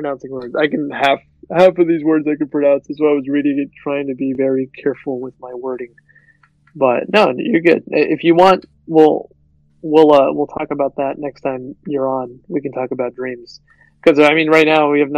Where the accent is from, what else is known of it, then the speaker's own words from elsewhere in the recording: United States; we're American